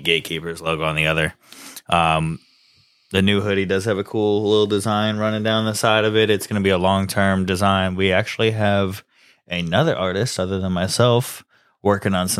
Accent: Florida, United States; I was born and raised in Florida. I lived here my whole

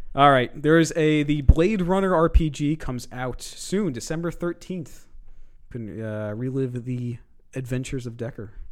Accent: New York City, New York, United States; born or raised there; now in New Jersey, United States

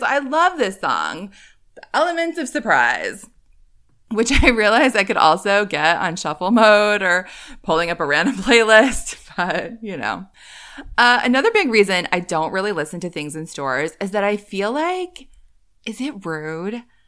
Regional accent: Northeast, United States; moved away as an adult; I grew up in the Northeast, lived there for a long time as an adult.

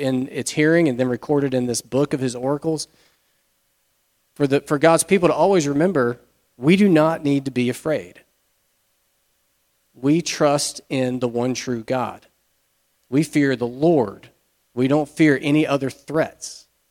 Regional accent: United States; we, as modern American Christians, we are soaked in individualism

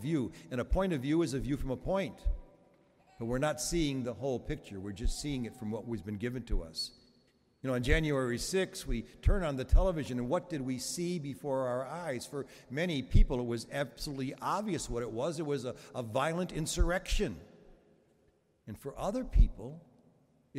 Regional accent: Chicago, Illinois, United States; Those of us who grew up in Chicago back in the late 40s and the early 50s

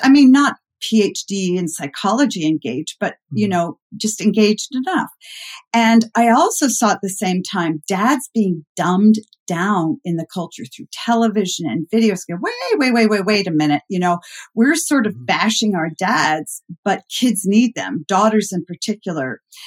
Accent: Concord, Massachusetts, United States; moved away as an adult; also born or lived in Midwest; I grew up uh, outside of Boston in a very mm-hmm. historic mm-hmm. place called Concord, Mass

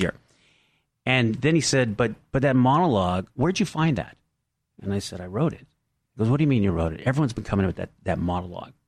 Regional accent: San Diego, California, United States; I was from San Diego

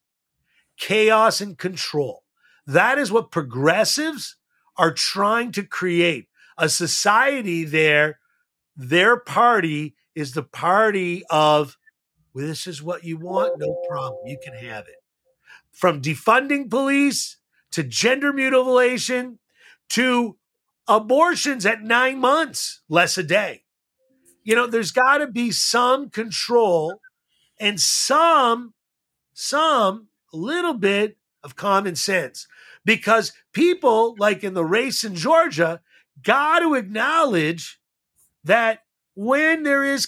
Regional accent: Montreal, Quebec, Canada; I grew up in Montreal, as David did

